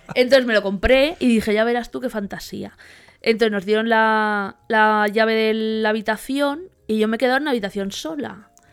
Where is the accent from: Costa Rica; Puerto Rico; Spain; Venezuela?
Spain; vengo de España